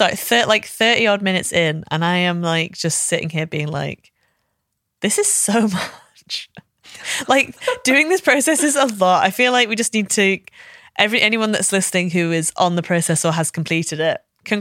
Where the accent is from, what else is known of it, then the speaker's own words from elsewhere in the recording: Liverpool, North West England, United Kingdom; Like, I can say I'm actually from Liverpool. I don't sound like it, but I am from here.